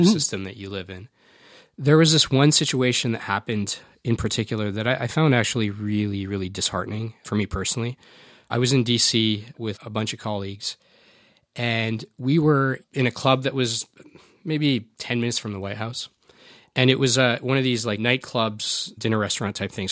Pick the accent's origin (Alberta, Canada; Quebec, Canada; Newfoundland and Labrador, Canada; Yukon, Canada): Alberta, Canada; I've been born and raised here, and I grew up in Alberta